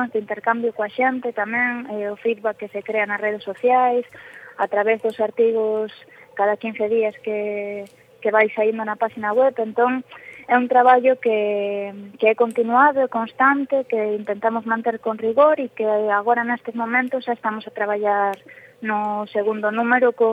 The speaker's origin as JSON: {"language": "Galician", "region": "Galicia", "country": "Spain"}